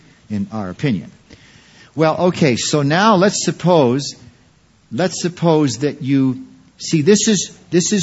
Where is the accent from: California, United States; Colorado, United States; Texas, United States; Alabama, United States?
California, United States; Quincy; I was raised in Quincy, California for some of the years.